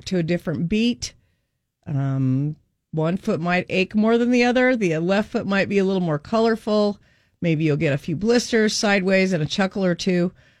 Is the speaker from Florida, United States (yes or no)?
no; Kaysville, Utah, United States; I grew up in Kaysville